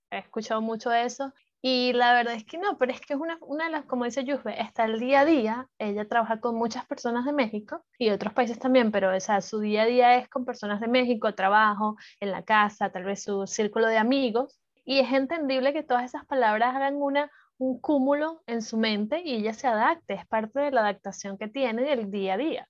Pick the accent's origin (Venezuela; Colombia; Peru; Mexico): Venezuela; moved away; Venezuela está, nosotros somos más como del Caribe